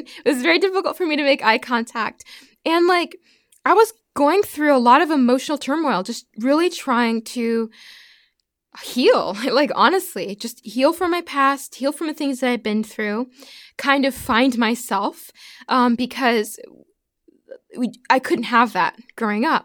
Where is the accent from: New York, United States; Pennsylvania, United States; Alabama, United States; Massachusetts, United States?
Massachusetts, United States; Pittsfield; also born or lived in Prince Edward Island / Alaska / Birmingham / Nashville; now in Texas, United States; I'm from Massachusetts. Yeah, I grew up in Pittsfield, so that's more like Western Mass